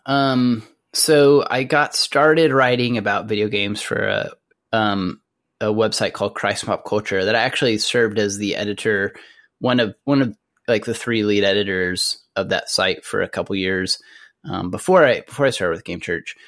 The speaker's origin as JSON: {"language": "English", "town": "Amarillo", "region": "Texas", "country": "United States", "tie": "born or raised there", "said": "I grew up in Amarillo, Texas, which is in the Texas Panhandle"}